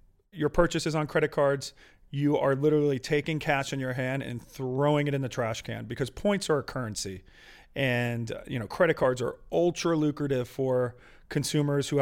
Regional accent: outside of Philadelphia, Pennsylvania, United States; I grew up outside of Philly, middle class family

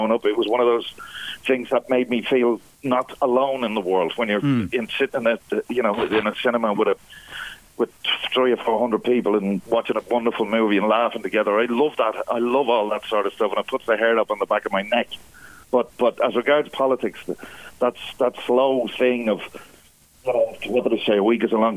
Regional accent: Ireland; being Irish

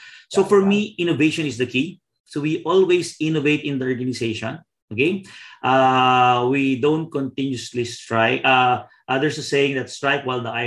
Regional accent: Philippines

